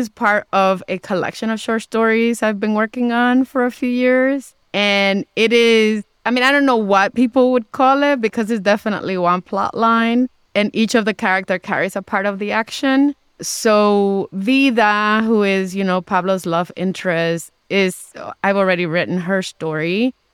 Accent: Dominican Republic; I'm in a different social class than I was when I when I was born in the Dominican Republic and as I was growing up there and now when I go back I can afford to stay in some pretty fancy places.

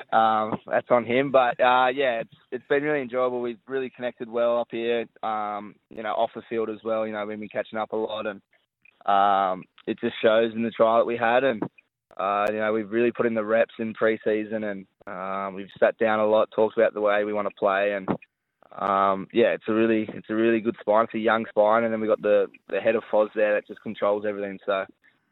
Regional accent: Sydney, New South Wales, Australia; moved away as an adult; now in Gold Coast, Australia; I grew up on the Northern Beaches

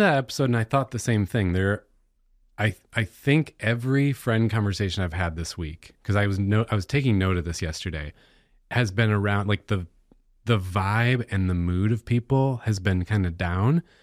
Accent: United States

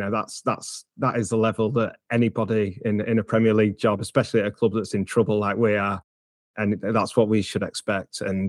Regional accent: England, United Kingdom; also born or lived in Italy; No, I'm English, but I mean, I don't know. I've got a funny, it's a funny situation internationally. I've sort of flitted between Italy and England my whole life

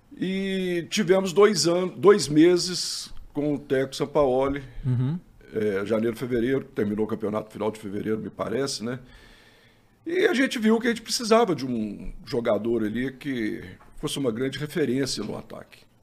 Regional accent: Crucilândia, Minas Gerais, Brazil; also born or lived in Itaúna; eu sou da cidade muito pequena de Minas Gerais, que chama Crucilândia

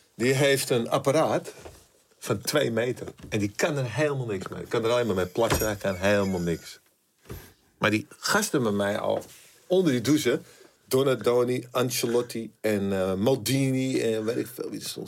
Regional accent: Amsterdam, North Holland, Netherlands; ik kwam er natuurlijk uit Amsterdam

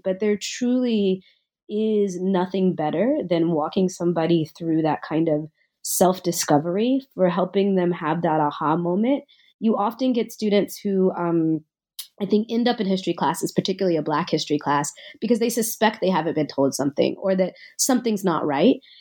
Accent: Nashville, Tennessee, United States; I grew up in Nashville, Tennessee.

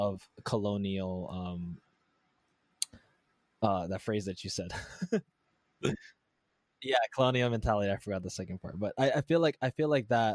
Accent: Hawaii, United States; my American upbringing

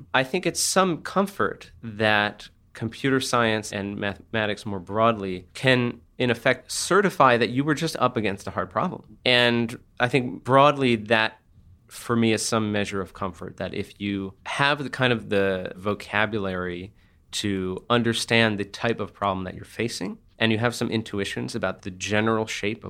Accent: San Francisco, California, United States; I'm from San Francisco, so it's this kind of hellishly competitive situation

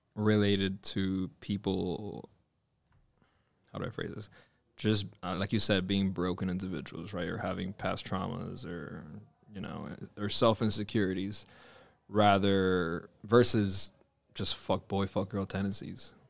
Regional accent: Miami, Florida, United States; growing up in Miami

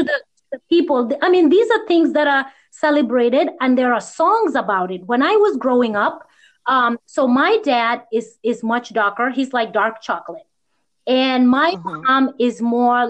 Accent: United States; I grew up here in the U.S. mostly with Indian friends

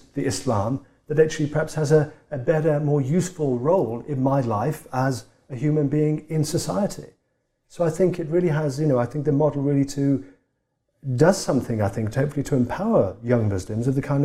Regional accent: Tipton, West Midlands, United Kingdom; moved away; in the area I grew up in England. I'm from a town that not many of us got out of. I'm from a town called Tipton

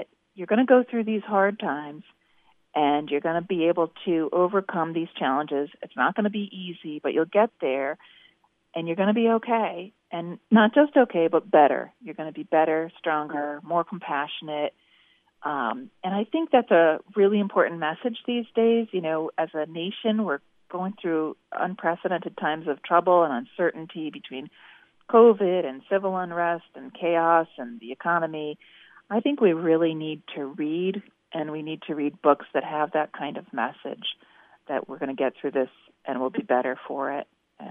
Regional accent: Connecticut and Massachusetts, New England, United States; I'm a Yankee and born and raised in Connecticut and Massachusetts

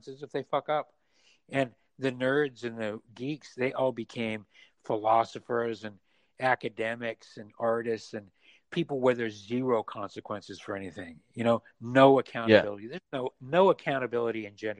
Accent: Utah, United States; moved away; also born or lived in San Francisco; I was raised in Mormon, Utah, conservative

